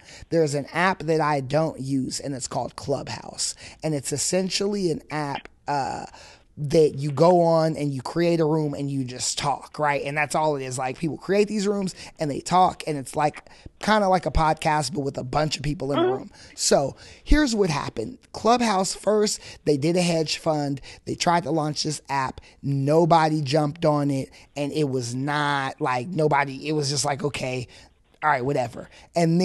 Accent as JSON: {"language": "English", "town": "Fresno", "region": "California", "country": "United States", "tie": "born or raised there", "said": "growing up in Fresno, I went to Ernie Pyle"}